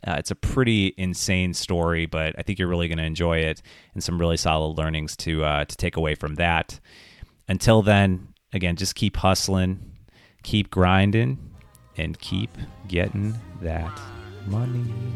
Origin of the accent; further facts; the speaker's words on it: Wisconsin Rapids, Wisconsin, United States; my hometown in Wisconsin Rapids